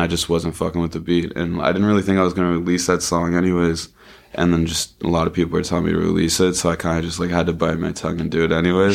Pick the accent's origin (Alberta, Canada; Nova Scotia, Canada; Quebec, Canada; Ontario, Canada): Nova Scotia, Canada; Sydney River; I grew up in Sydney